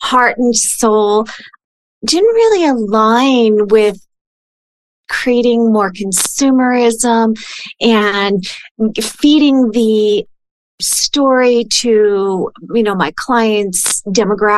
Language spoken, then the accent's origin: English; California, United States; moved away; I'm originally from California